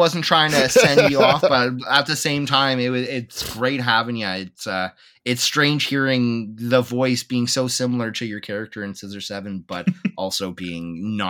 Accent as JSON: {"language": "English", "country": "Canada", "said": "we can't help it because we're freaking Canadian."}